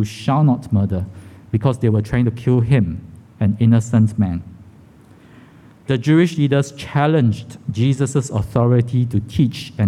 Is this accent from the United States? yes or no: no; Singapore; I was born in Kandang Kerbau Hospital, KKH, the old name, right? My home address at that time was along Jalan Tiga Ratus. So I wasn't sure what it looked like because I moved when I was less than 2 years old